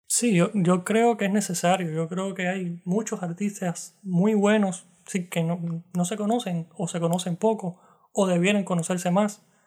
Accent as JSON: {"language": "Spanish", "country": "Cuba", "moved": "as an adult", "said": "un cubano tocando citar"}